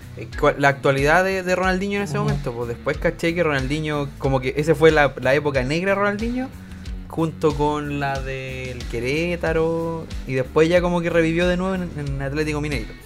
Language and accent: Spanish; Chile; como buen chileno